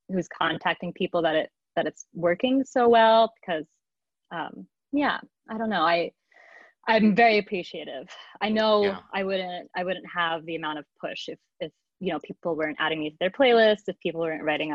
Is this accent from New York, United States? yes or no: yes; New York City, New York, United States; I was raised in Manhattan, in a Portuguese, Lower Manhattan used to be a Portuguese community.